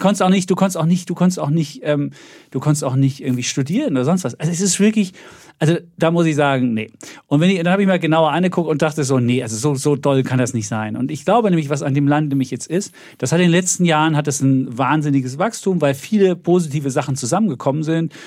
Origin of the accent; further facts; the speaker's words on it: East Germany, Germany; als Ossi